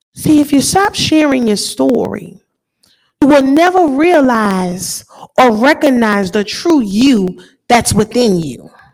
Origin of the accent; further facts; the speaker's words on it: New Orleans, Louisiana, United States; I grew up in New Orleans